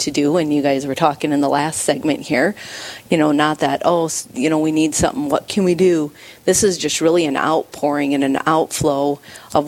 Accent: Sioux Falls, South Dakota, United States; also born or lived in Nebraska; I was born here in Sioux Falls, born and raised in Sioux Falls. Spent a few years in Nebraska and stuff like that.

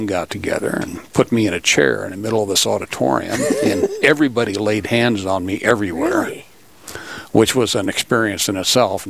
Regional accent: Iowa City, Iowa, United States; moved away as an adult; now in Sioux Falls, United States; I was born and raised in Iowa City.

